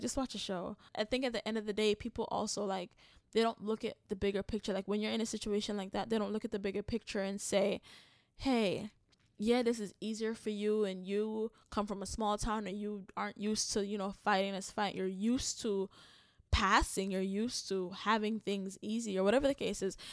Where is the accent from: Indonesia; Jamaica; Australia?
Jamaica; as a Jamaican